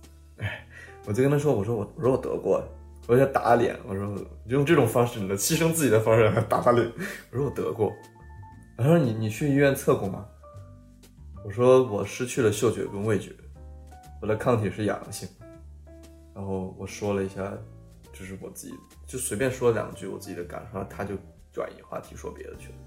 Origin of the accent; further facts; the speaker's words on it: China; now in Sweden; 他一开始问我是哪里人，我说我是中国人